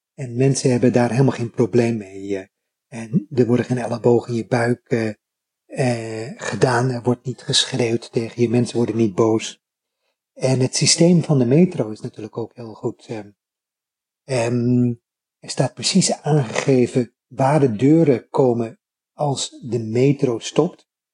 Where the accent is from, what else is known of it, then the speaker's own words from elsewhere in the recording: Netherlands; now in Japan; ik was een van die twee fijngevoelige, beleefde Nederlanders.